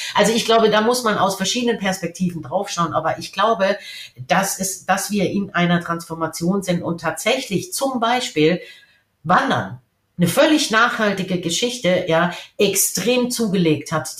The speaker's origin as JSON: {"language": "German", "country": "Germany", "said": "als Deutsche"}